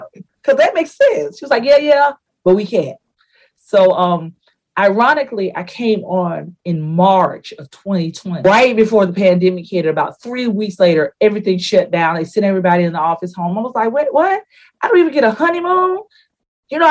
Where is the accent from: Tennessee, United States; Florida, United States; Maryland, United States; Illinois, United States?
Florida, United States; Delray Beach; moved away as an adult; also born or lived in Tallahassee, Florida / Jackson, Mississippi; I am a native born and raised in Delray Beach, Florida.